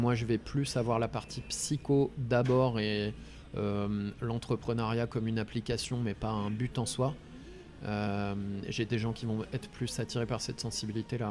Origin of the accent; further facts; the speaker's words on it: Ardennes, Grand Est, France; moved away as an adult; also born or lived in Lyon / Nord; now in Concarneau, France; j'ai grandi dans les Ardennes euh, avant d'être à Lyon. J'ai fait ma scolarité dans les Ardennes